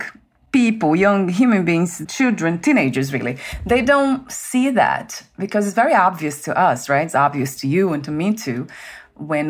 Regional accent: Brazil; moved away; I'm from Brazil, so the food's different.

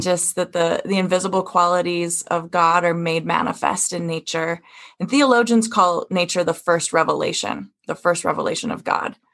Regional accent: Wyoming, United States; I come from Wyoming

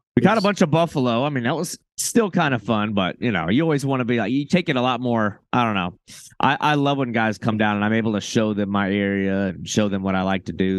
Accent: Florida, United States; I'm from Florida.

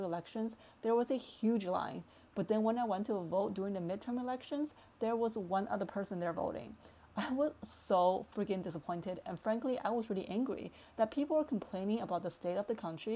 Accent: China; now in United States; I'm originally from China

